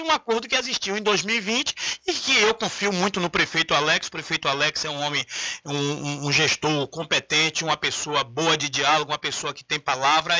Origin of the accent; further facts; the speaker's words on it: São Félix, Bahia, Brazil; a minha terra, pela cidade, pela zona rural